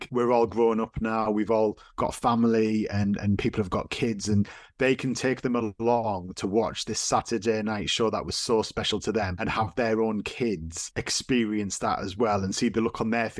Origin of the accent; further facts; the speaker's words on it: Darlington, North East England, United Kingdom; I'm from Darlington